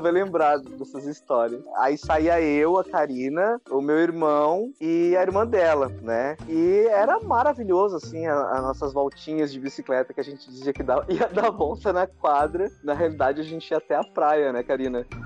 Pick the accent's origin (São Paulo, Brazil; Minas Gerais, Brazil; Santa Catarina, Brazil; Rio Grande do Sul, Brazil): Santa Catarina, Brazil; Laguna; now in Tubarão, Brazil; Eu moro em Tubarão, Santa Catarina, nascido em Laguna